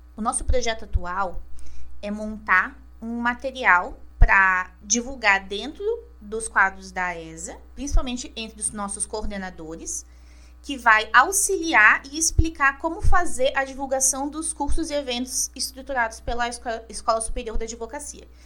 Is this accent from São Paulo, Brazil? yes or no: no; Caçador, Santa Catarina, Brazil; moved away as an adult; now in Florianópolis, Brazil; Eu nasci em Caçador, meio oeste catarinense, com muito orgulho. E aos 18 anos, eu decidi então cursar direito na Universidade Federal de Santa Catarina, aqui na UFSC, em Florianópolis.